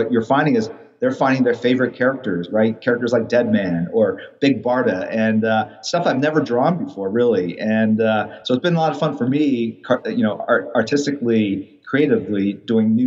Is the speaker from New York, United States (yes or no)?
no; St. Louis, Missouri, United States; I grew up in St. Louis